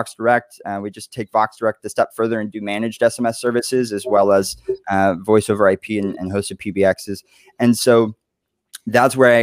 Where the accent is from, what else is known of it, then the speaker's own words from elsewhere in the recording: Dallas, Texas, United States; moved away as an adult; also born or lived in Oklahoma; now in New York City, United States; I'm from Dallas. And I grew up there. I moved from Oklahoma when I was 8